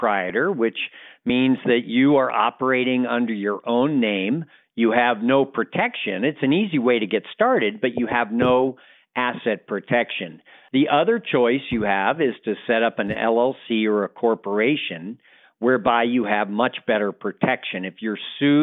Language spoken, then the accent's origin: English; San Francisco Bay Area, California, United States; moved away as an adult; now in Reno, United States; I grew up in the San Francisco Bay Area and went to Berkeley